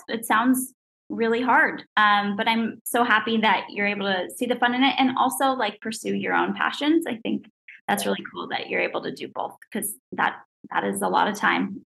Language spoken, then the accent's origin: English; East Coast, United States; I'm from the East Coast